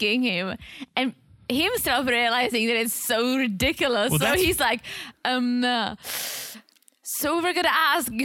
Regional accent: Czechia; I'm from the Czech Republic

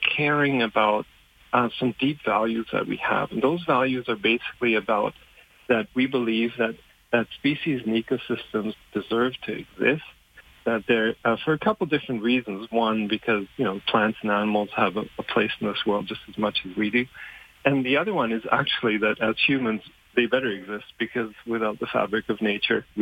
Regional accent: Germany; born or raised there; English is a second language; moved away

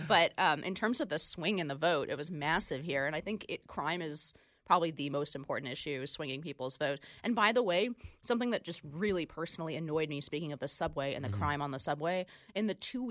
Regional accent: California, United States; being a Californian

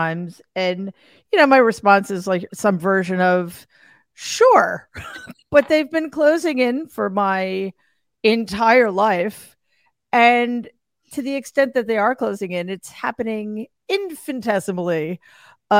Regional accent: New York City, New York, United States; my hometown, New York City

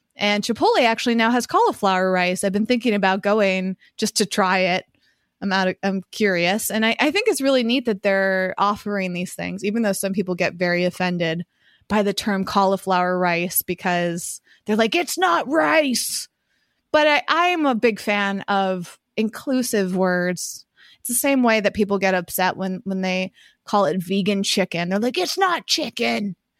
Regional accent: Massachusetts, United States; moved away as an adult; now in Southern California, United States; when I was growing up in Massachusetts

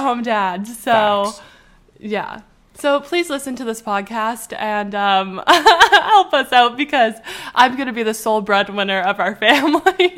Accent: Canada; we're from Canada

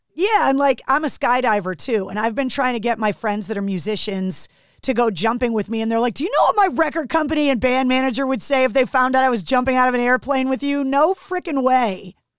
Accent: New England, United States; growing up in New England, I'm very spoiled

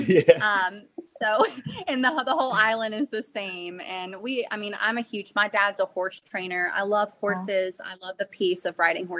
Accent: Mobile, Alabama, United States; We're both from Mobile, Alabama

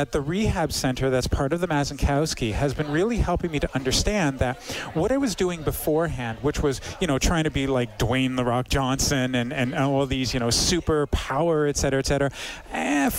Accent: Toronto, Ontario, Canada; now in Edmonton, Canada; I come from Toronto.

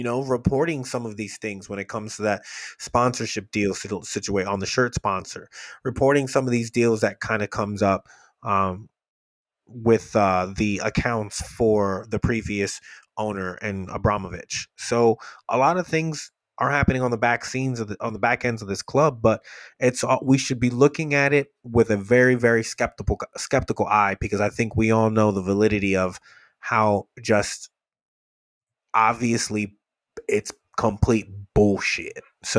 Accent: Queens, New York, United States; I'm from Queens.

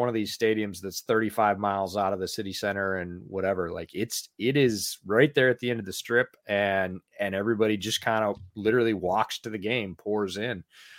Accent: Chicago, Illinois, United States; we're from Chicago

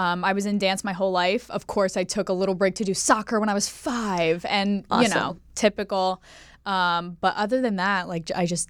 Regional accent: Pennsylvania, United States; also born or lived in Staten Island, United States; So it's confusing because I was born in New York. I was born on Staten Island.

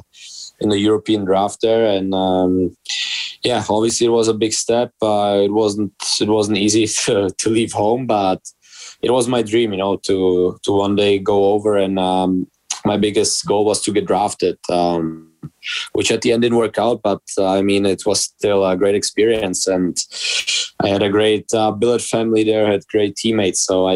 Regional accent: Czechia; English is a second language; So when I was born in Czech, obviously like in Czech, hockey is number one sport.

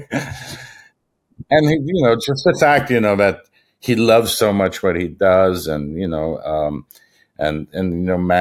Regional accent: Germany; moved away; I was probably in high school in Germany

